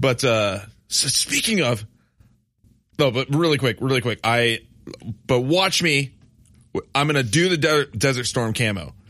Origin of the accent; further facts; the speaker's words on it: West Michigan, United States; growing up in West Michigan